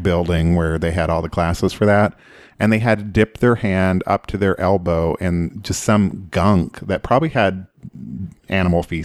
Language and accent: English; Oklahoma, United States; I grew up in Oklahoma, which was a big FFA thing